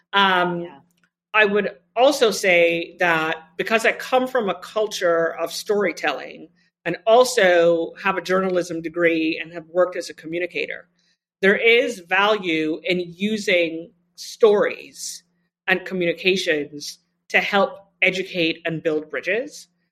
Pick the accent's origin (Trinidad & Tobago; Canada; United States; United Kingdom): Trinidad & Tobago; moved away; I grew up with two parents who were health equity pioneers in my home country of Trinidad and Tobago